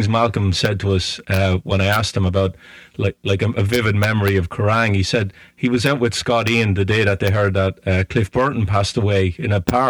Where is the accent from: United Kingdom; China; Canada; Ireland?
Ireland; moved away as an adult; I'm Irish.